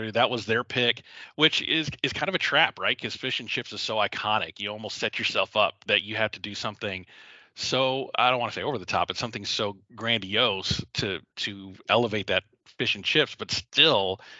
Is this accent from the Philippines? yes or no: yes; Philippines; Um, I'm a Filipino.